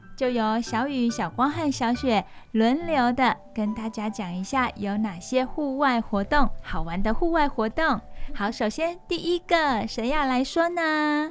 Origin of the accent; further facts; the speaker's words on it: Taiwan; 有可能我们台湾人没有尝试过